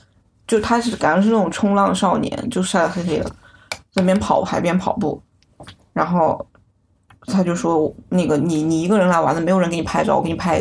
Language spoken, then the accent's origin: Chinese; China; 我就说我是从中国来的